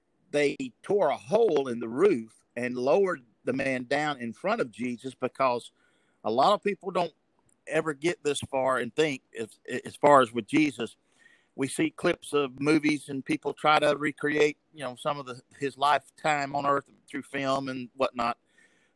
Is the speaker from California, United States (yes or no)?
no; Enterprise, Alabama, United States; I'm now pastor at Lee Street Baptist Church in Enterprise, Alabama, my hometown